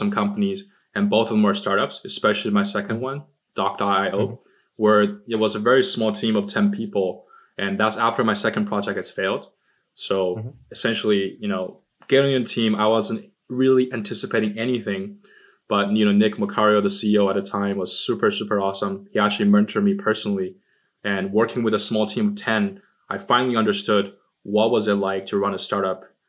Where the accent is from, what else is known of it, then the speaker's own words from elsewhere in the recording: China; moved away as an adult; I was born and raised in China for the first 18 years of my life.